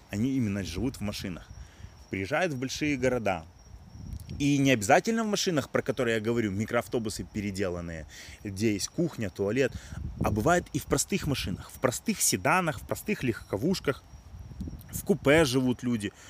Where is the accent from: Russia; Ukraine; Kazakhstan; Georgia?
Ukraine; Odesa, Odesa Oblast; Я родился и вырос в Одессе